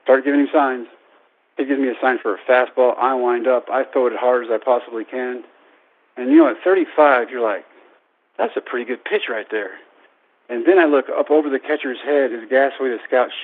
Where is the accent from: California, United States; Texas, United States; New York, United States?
Texas, United States; Brownwood; my hometown of Brownwood